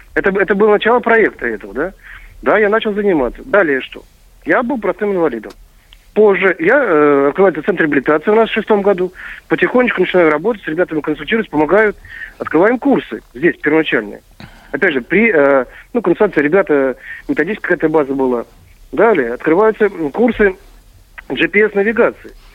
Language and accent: Russian; Kursk Oblast, Russia; для нашего региона Курского